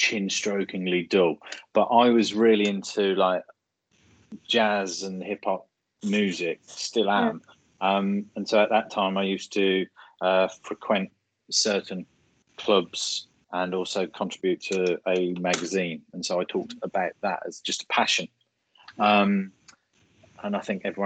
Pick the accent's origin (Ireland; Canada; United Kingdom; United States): United Kingdom; Birmingham, West Midlands; accent: Birmingham; my Birmingham accent